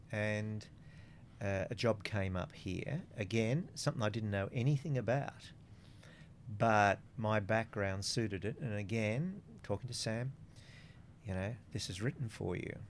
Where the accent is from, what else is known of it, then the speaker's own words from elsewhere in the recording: Coonabarabran, New South Wales, Australia; now in Central Coast, Australia; I'm a boy from Coonabarabran